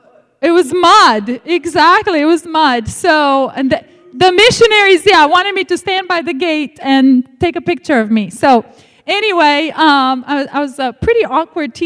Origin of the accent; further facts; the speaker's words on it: Romania; English is a second language; moved away; growing up in the Romanian church